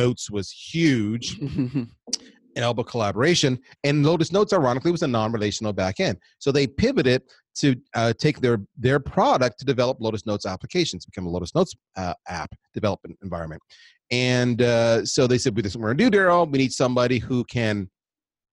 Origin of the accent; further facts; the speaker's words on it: Canada; also born or lived in United States; we're Canadian